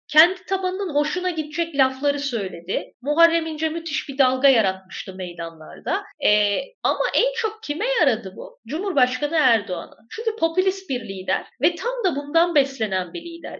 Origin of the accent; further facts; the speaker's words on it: Malatya, Turkey; moved away; Ben de Malatyalıyım.